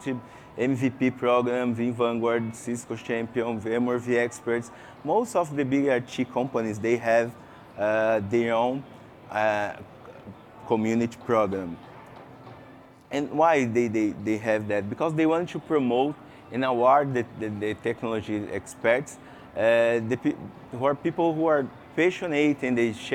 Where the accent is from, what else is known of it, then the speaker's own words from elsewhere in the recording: Brazil; English is a second language; I came from Brazil, so excuse me for my English. It's not good. It's not my mother language